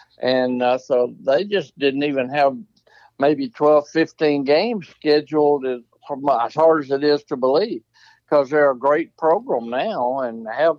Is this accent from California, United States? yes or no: no; Arkansas, United States; I grew up in Arkansas and I was an Arkansas fan